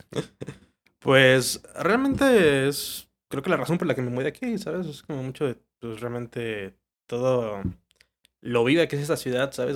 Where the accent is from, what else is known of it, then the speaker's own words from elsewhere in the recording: Villahermosa, Tabasco, Mexico; moved away as an adult; now in Mexico City, Mexico; me jalé a Tabasco toda la vida hasta la uni